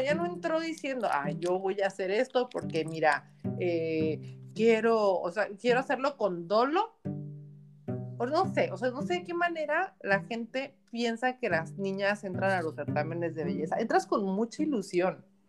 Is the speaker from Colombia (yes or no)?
no; Baja California, Mexico; baja californiana de nuestra primera, o sea, de la ciudad, de la primera Miss Universo mexicana